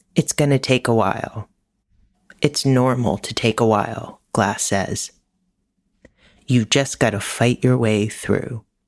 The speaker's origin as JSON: {"language": "English", "region": "New York", "country": "United States", "tie": "born or raised there", "said": "New York, my hometown"}